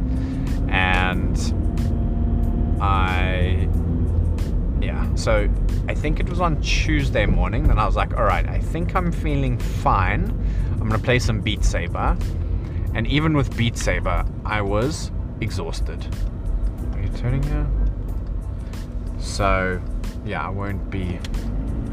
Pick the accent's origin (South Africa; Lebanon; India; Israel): South Africa; moved away as an adult; now in England; I'm South African.